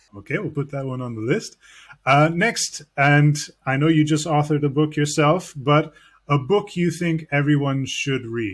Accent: Canada; a Canadian who grew up listening to you

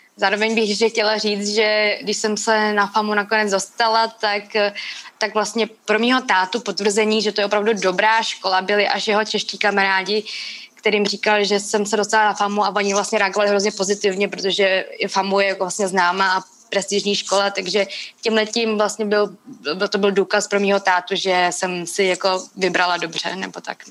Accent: Czechia; když jsem se tady narodila

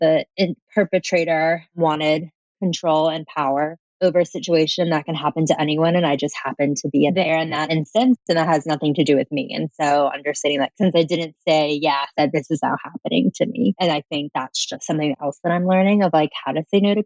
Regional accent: Atlanta, Georgia, United States; I'm from Atlanta, Georgia

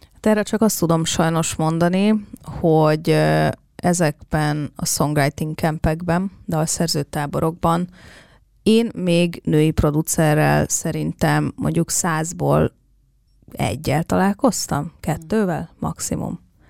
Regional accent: Hungary; moved away; mégis itt születtem, és itt nőttem fel

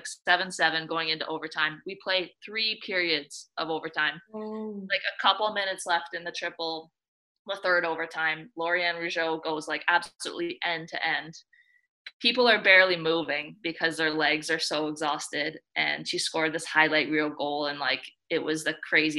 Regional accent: Ontario, Canada; also born or lived in Calgary, Alberta / Ithaca, New York; now in Toronto, Canada; I'm originally from Ontario

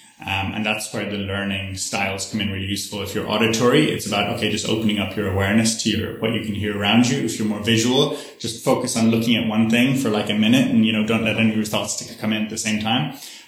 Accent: Ireland; I'm originally Irish, so I grew up in a Catholic tradition, you know, and in Catholicism, we pray, you know, we go to church and we pray every night.

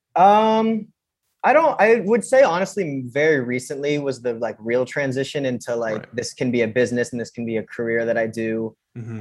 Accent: California, United States; moved away as an adult; now in New York, United States; I'm from California originally

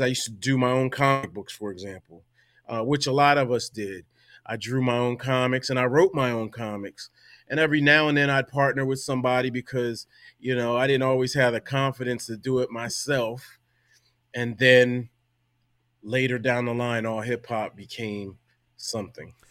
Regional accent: Delaware, United States; now in New York, United States; I'm from Delaware originally

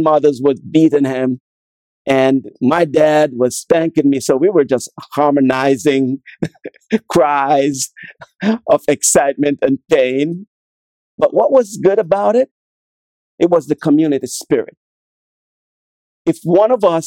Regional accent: Jamaica; Growing up in Jamaica was a very exciting time for me

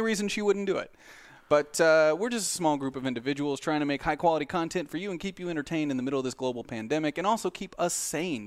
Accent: Southern Missouri, United States; born and bred in Southern Missouri

